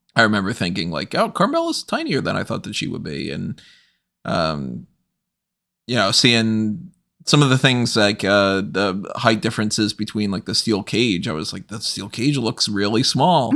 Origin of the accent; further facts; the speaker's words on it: United States; I'm American